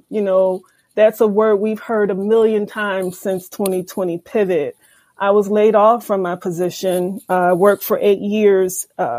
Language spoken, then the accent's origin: English; Philadelphia, Pennsylvania, United States; I was born and raised in Philadelphia and was educated by the Philadelphia public school system all the way through Temple University